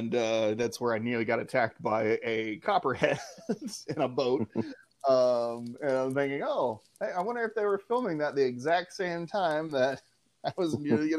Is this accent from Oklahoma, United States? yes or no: yes; Oklahoma, United States; we grew up in Oklahoma.